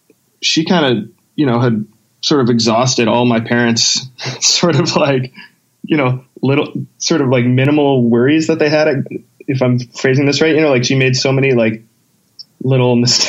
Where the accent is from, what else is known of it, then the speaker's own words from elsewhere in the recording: St. Albert, Alberta, Canada; I grew up in St. Albert, which was like at the time, it wasn't too big. It was a pretty small town kind of feel, but I mean, it's pretty much attached to Edmonton.